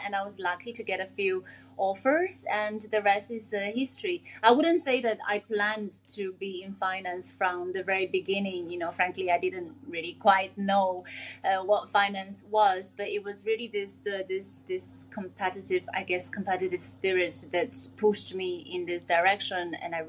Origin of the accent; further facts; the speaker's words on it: China; English is a second language; also born or lived in Singapore / United Kingdom; I grew up in China, I grew up in Singapore, I grew up in the UK. English is not my first language.